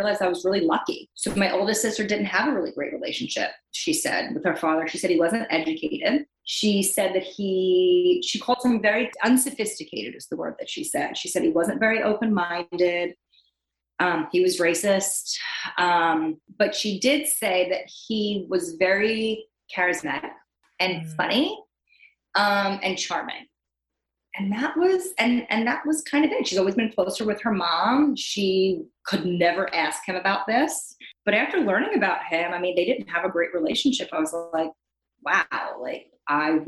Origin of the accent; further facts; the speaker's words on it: Long Island, New York, United States; moved away; I'm from Long Island, New York.